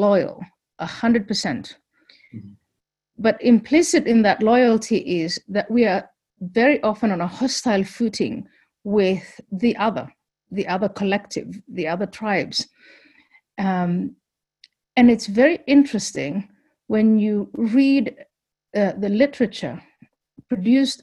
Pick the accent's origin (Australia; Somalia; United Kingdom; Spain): Somalia; now in United States; I come from Somalia